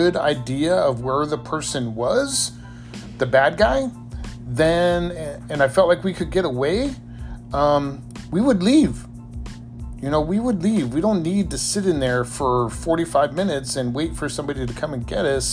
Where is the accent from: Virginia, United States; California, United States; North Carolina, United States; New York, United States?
California, United States; San Diego; as a kid growing up in San Diego